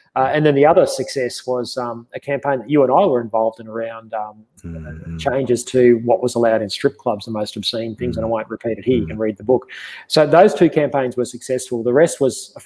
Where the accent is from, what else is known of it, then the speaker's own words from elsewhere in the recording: Queensland, Australia; moved away; came up back up to Queensland, my home state